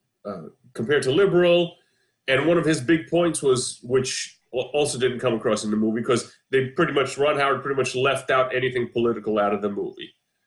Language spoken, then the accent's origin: English; Seligenstadt, Hesse, Germany; born there; I was born in Seligenstadt, Germany.